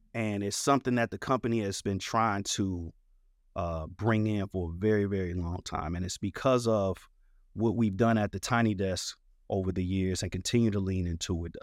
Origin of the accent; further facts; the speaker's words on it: St. Louis, Missouri, United States; I am a kid born and raised in Saint Louis, Missouri, North County, on the north side of Saint Louis